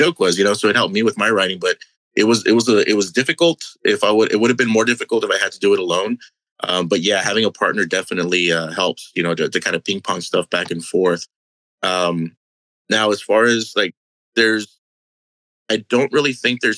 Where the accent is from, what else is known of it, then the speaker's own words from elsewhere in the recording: Brownsville, Texas, United States; moved away as an adult; also born or lived in Dallas, Texas / Houston, Texas; We were both born and raised in Brownsville, Texas